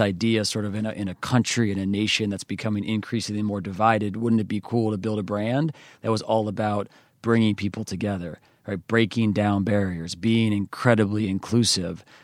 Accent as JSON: {"language": "English", "region": "western New York", "country": "United States", "tie": "born or raised there", "said": "I grew up in a small country town. It's not even a town, it's actually called a hamlet"}